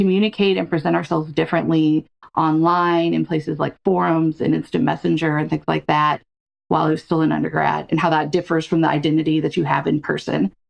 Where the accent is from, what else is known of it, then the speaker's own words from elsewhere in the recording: Smackover, Arkansas, United States; I'm from Arkansas. I grew up in a small town called Smackover